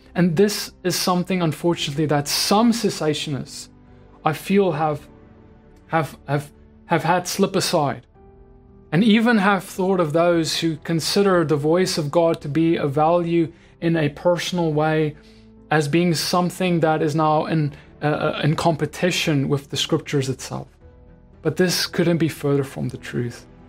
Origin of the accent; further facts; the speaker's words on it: South Africa; As a South African